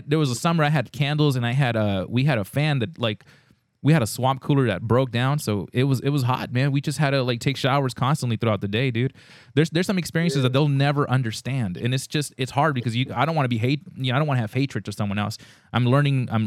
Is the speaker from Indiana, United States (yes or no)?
no; California, United States; we're from California